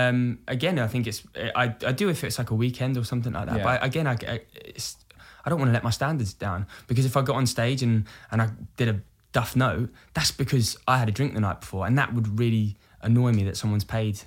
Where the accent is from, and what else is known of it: Brighton, South East England, United Kingdom; born or raised there